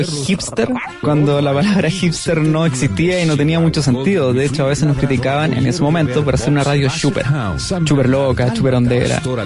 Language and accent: Spanish; Molina, Maule, Chile; moved away as an adult; now in Santiago, Chile; yo nací en Molina, en la séptima región